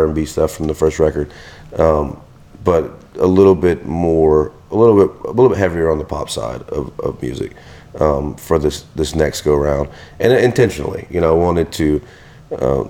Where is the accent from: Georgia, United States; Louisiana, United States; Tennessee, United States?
Louisiana, United States; Venice; now in Houma, United States; I'm from Venice, Louisiana. So people know that, you know, we're, you know, Cajuns at heart